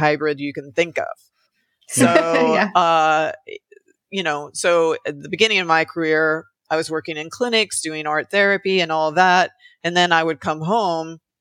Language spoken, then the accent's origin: English; Alabama, United States; moved away as an adult; also born or lived in Oregon / Canada (family); now in Los Angeles, United States; I grew up in Alabama